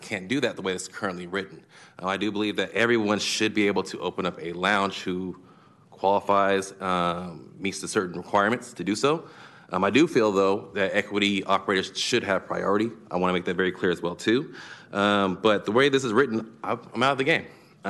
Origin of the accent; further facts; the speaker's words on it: Sacramento, California, United States; I have been working in the cannabis industry for about the last 10, 11 years. I'm from Sacramento. Got three generations here in Sacramento.